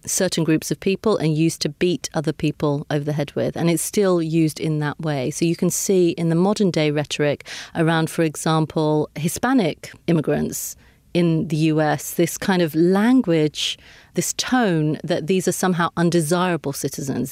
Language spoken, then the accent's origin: English; United Kingdom; I am British. I was born here. I've lived my whole life here.